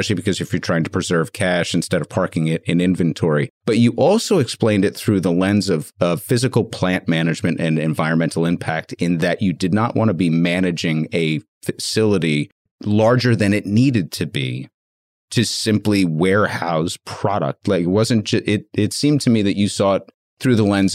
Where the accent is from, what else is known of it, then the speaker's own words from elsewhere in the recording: New York, United States; I'm not from a warm weather spot. I'm from New York